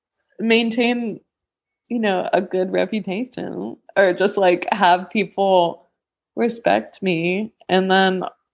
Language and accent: English; New Zealand; I'm from New Zealand, so.